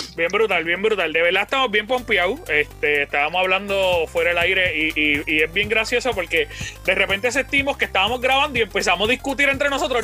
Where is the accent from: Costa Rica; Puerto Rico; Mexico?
Puerto Rico; Yo soy puertorriqueño, estoy orgulloso de ser puertorriqueño.